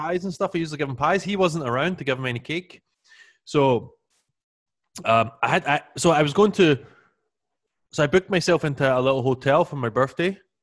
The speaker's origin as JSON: {"language": "English", "region": "Scotland", "country": "United Kingdom", "tie": "born or raised there", "said": "I always remember growing up in Scotland"}